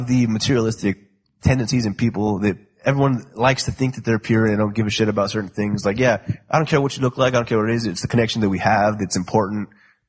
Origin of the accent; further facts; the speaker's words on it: Nigeria; Plus, I'm Nigerian.